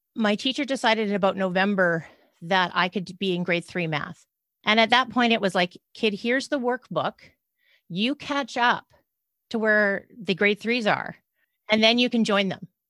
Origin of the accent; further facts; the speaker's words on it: Canada; also born or lived in British Columbia, Canada; I'm a Canadian